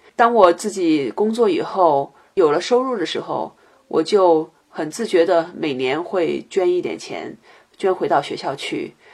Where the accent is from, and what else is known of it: China; moved away as an adult; also born or lived in Boston, United States; now in Seattle, United States